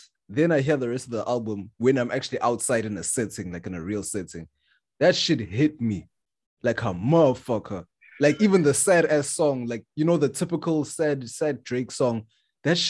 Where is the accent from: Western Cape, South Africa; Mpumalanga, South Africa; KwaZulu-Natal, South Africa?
KwaZulu-Natal, South Africa; Durban; a South African from Durban, because we grew up with Deep House